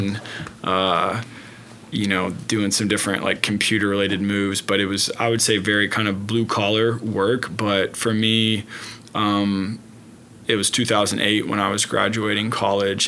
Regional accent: Oklahoma City, Oklahoma, United States; Born and raised in Oklahoma City, uh, northwest part of Oklahoma City.

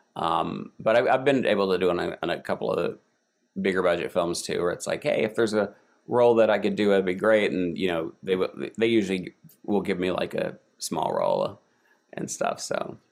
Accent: Eastern Kentucky, United States; moved away as an adult; also born or lived in New York; I grew up in Eastern Kentucky

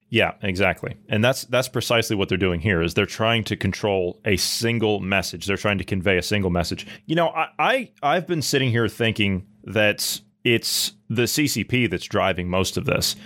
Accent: Ohio, United States; I'm from Ohio

